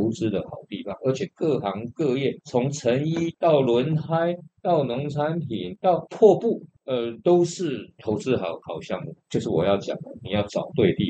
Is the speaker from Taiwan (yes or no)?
yes; Taiwan; 我们台湾人